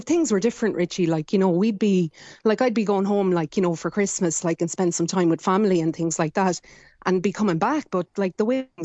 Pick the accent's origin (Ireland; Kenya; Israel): Ireland; now in New Zealand; I'm Irish